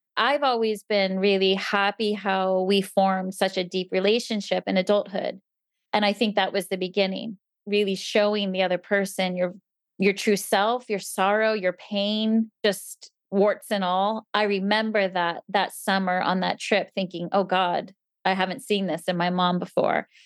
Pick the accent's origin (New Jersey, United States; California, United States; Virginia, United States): New Jersey, United States; moved away; I grew up in New Jersey